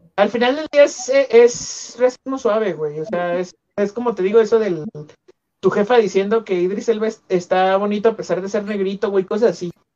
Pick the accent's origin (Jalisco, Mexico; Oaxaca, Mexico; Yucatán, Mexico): Jalisco, Mexico; Guadalajara; soy tapatío de segunda generación